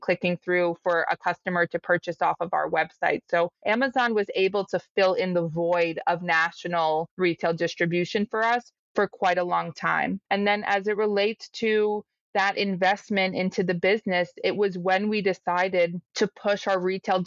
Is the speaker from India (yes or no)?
no; Rockville, Maryland, United States; I grew up in Rockville, Maryland